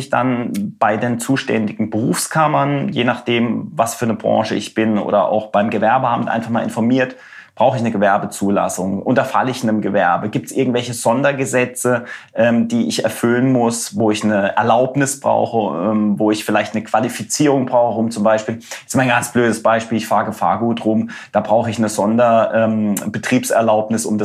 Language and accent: German; Germany; weil ich gesagt habe, bin Deutscher, ich will im Netz.